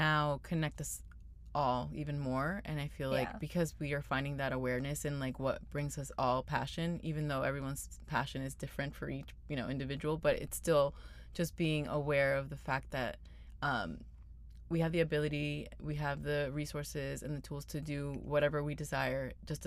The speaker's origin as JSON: {"language": "English", "region": "Florida", "country": "United States", "tie": "born or raised there", "also_born_or_lived": "Venezuela / California", "moved": "as an adult", "lives_now": "Los Angeles, United States", "said": "I'm originally from Venezuela and moved to the United States when I was 8 years old and lived in Florida for a really long time, over 20 years"}